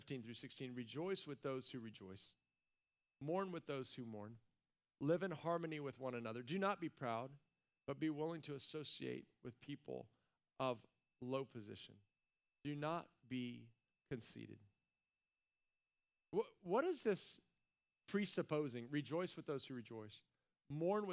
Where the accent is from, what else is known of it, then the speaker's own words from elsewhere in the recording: United States; we're American